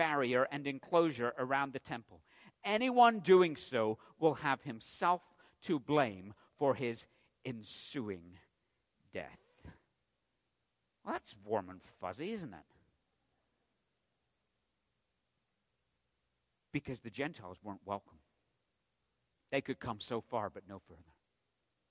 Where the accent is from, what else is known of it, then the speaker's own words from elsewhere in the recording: England, United Kingdom; I'm from England